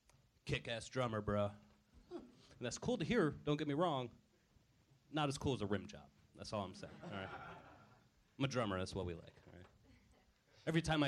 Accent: Washington, District of Columbia, United States; also born or lived in Florida; now in Los Angeles, United States; D.C. mostly.

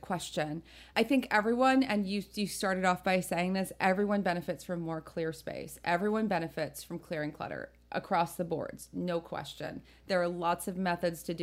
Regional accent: New Jersey, United States; born or raised there

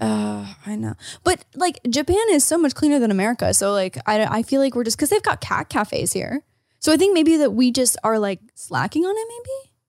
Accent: Ontario, Canada; As an Ontarian

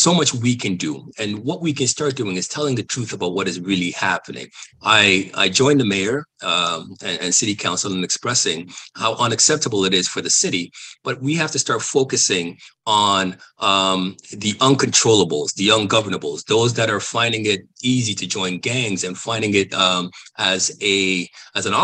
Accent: Toronto, Ontario, Canada; I'm from Toronto

